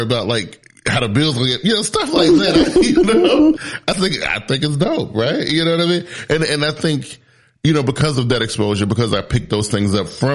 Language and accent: English; South Carolina, United States; I was born in the South. I was born in South Carolina. Very, very humble beginnings, you know, raised by a super strong single mother